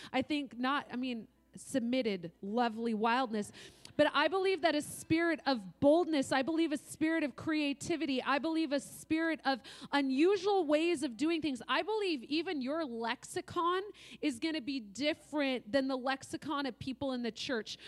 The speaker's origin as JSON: {"language": "English", "region": "Oregon", "country": "United States", "said": "I'm from Oregon"}